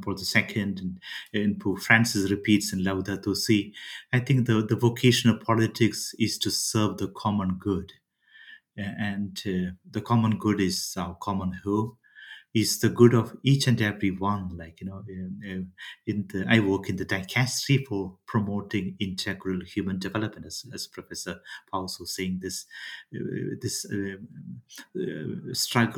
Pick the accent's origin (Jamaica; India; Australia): India; I come from India